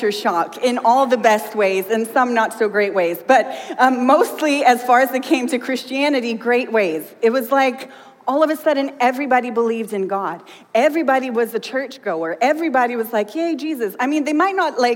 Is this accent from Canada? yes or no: no; Sweden; now in United States; I grew up in Sweden